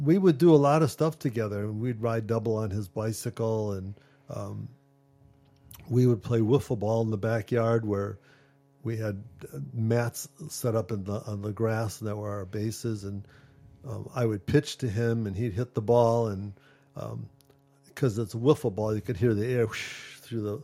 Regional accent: Ohio, United States; I was born in Ohio, and there was a school for the blind in Ohio

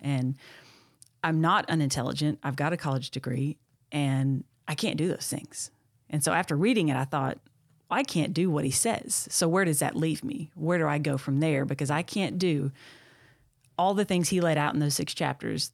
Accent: Texas, United States; moved away as an adult; also born or lived in Tennessee; born and raised in Texas.

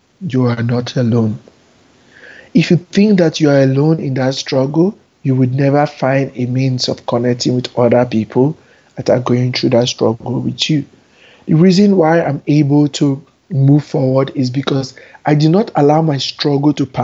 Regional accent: Nigeria; moved away as an adult; also born or lived in Abuja, Nigeria; now in New York, United States; I spent 26 years of my first 26 years of my life there

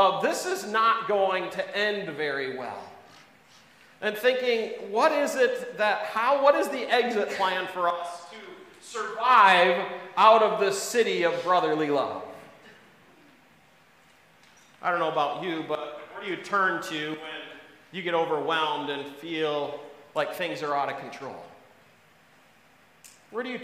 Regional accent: Wisconsin, United States; moved away; also born or lived in East Coast; I was born and raised in Wisconsin

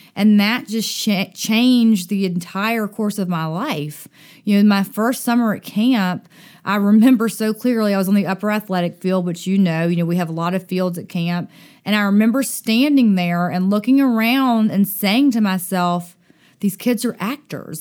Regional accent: Dothan, Alabama, United States; moved away; also born or lived in Utica, Mississippi; I grew up in Dothan, Alabama

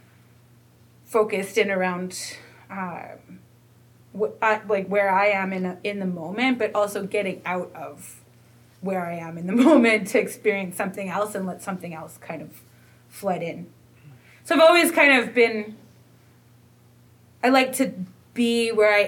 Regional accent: Buffalo Narrows, Saskatchewan, Canada; I'm from Buffalo Narrows

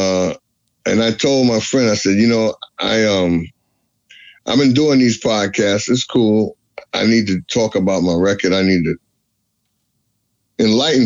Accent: New York City, New York, United States; I was born and raised in Brooklyn, New York.

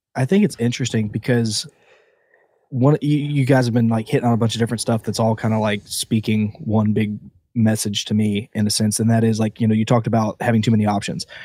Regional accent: Southeast Georgia, United States; now in Florida, United States; I was born in Florida, grew up in Southeast Georgia

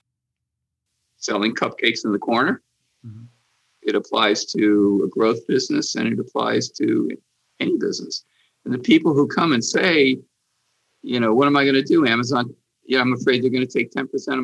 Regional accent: Hartford, Connecticut, United States; when I was a kid growing up in Hartford

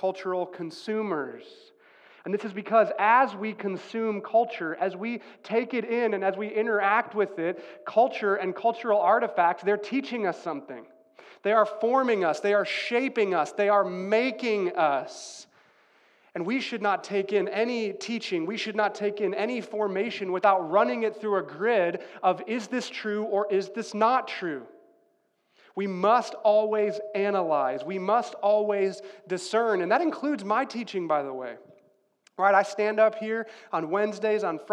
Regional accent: Chicago, Illinois, United States; I grew up in Chicago, Illinois, or outside of Chicago, Illinois

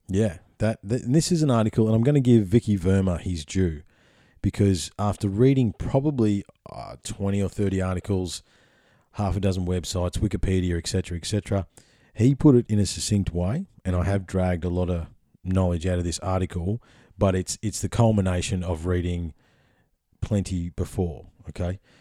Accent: Victoria, Australia; if I had to have a home state, Victoria would be my home state.

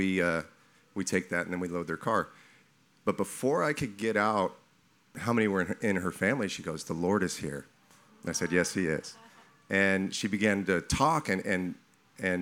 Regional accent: California, United States; now in Texas, United States; I'm new to Texas, so this is year two. I'm from California

